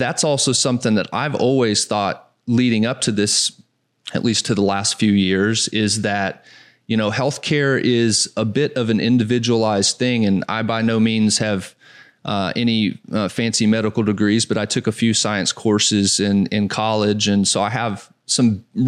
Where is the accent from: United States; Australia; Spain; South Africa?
United States; Southeast; moved away; I grew up in the Southeast